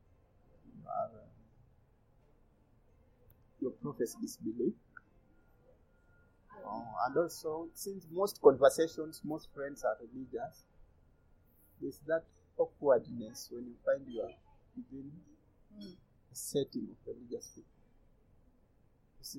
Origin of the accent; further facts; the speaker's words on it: Western Kenya, Kenya; now in Nairobi, Kenya; And I'm also from this side